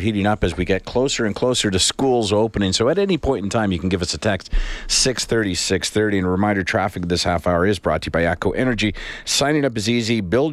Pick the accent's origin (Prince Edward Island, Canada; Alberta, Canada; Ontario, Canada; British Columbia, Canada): Prince Edward Island, Canada; Charlottetown; I grew up in Charlottetown, Prince Edward Island.